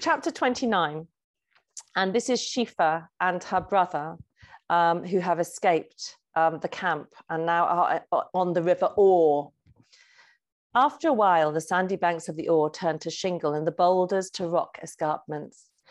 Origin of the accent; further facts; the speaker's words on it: Lake District, North West England, United Kingdom; child growing up in the Lake District, I was a real daydreamer and a doodler